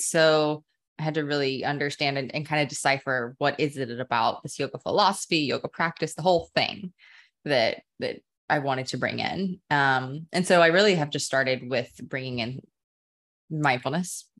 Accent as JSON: {"language": "English", "town": "Dallas", "region": "Texas", "country": "United States", "tie": "born or raised there", "lives_now": "Austin, United States", "said": "born and raised Texan. I grew up in Dallas"}